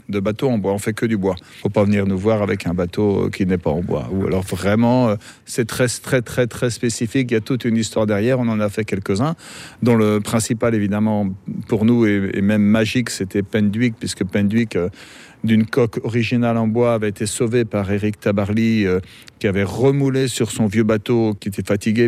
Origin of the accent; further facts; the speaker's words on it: Brittany, France; moved away as an adult; now in Brest, France; je viens du Morbihan